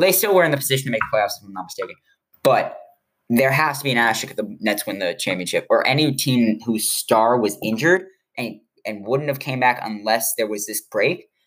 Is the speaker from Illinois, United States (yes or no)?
yes; Chicago, Illinois, United States; moved away; I'm from Chicago